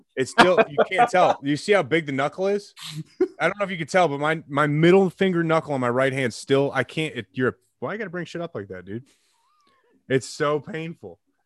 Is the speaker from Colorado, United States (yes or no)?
no; Illinois, United States; growing up in Illinois